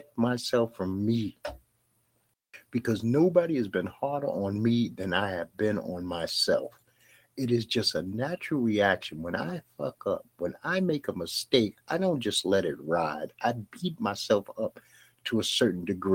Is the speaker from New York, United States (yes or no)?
yes; New York City, New York, United States; I grew up in Bed-Stuy, Brooklyn